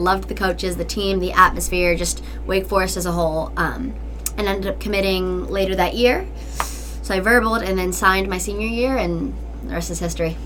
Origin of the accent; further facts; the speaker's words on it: Asheville, North Carolina, United States; I'm from Asheville, North Carolina